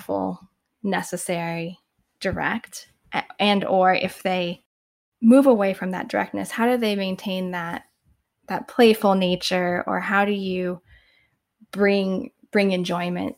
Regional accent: Indiana, United States; moved away as an adult; now in Bay Area, United States; before I moved to the Bay Area 10 years ago, I lived in the Midwest. I'm originally from Indiana

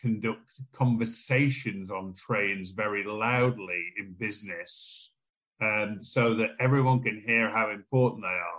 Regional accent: United Kingdom; we're British

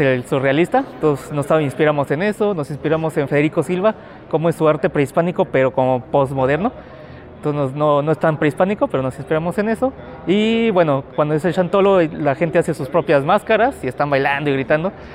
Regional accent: San Luis Potosí, Mexico; yo vengo de San Luis Potosí

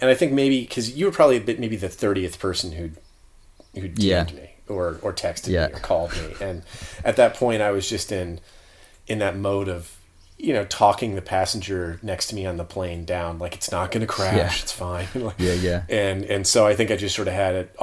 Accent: Florida, United States; as a Florida resident

